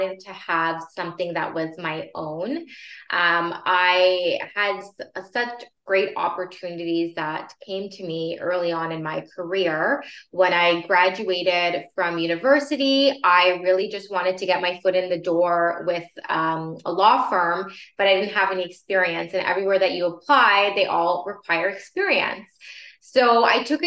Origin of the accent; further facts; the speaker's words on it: Vaughan, Ontario, Canada; I grew up in Vaughan and I have a lot of connections there